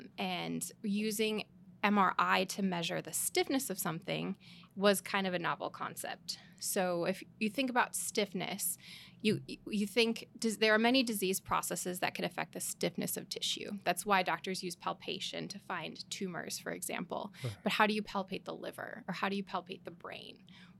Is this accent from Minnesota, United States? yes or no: yes; Minnesota, United States; I'm from the Twin Cities, so okay. Minnesota, born and raised, and I've lived there my whole life.